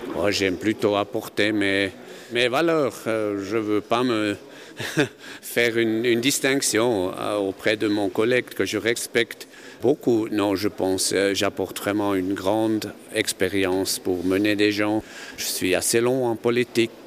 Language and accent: French; Kandersteg, Bern, Switzerland; je suis né à Kandersteg dans une famille paysanne